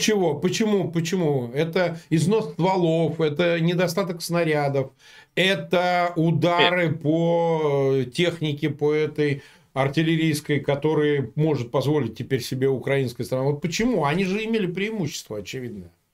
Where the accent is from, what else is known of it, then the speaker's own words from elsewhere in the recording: Samara, Samara Oblast, Russia; moved away; Я вот сам родом из Самары